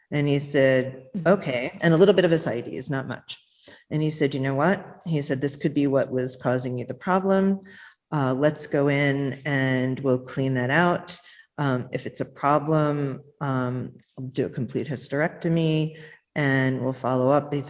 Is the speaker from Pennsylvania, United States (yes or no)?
no; New York City, New York, United States; I was born in Brooklyn, New York